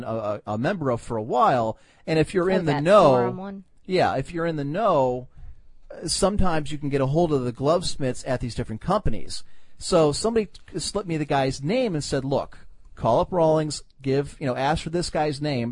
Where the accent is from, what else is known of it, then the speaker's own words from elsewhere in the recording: Cleveland, Ohio, United States; I'm from Cleveland